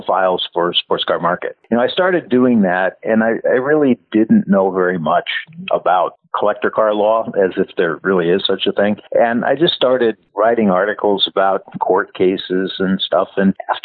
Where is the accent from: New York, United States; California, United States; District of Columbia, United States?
California, United States; San Francisco; I grew up in San Francisco